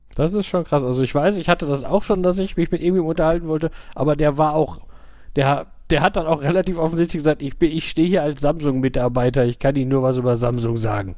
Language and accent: German; Gladbeck, North Rhine-Westphalia, Germany; bei uns in, also da in Gladbeck gab es zwei Videotheken